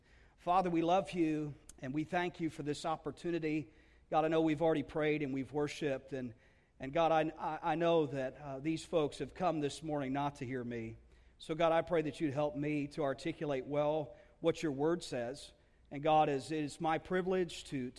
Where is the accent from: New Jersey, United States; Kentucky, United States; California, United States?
New Jersey, United States; we love New Jersey. It's a place where I grew up